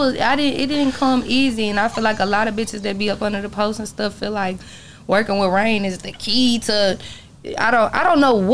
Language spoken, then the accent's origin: English; McKinney, Texas, United States; I grew up somewhere in McKinney, so it's like I know three whole family.